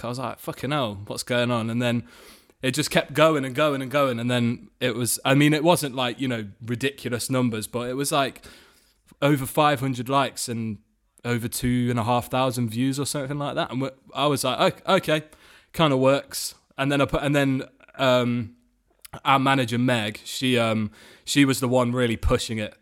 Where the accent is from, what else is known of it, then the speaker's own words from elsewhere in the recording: Nottingham, East Midlands, United Kingdom; in my hometown, um, Nottingham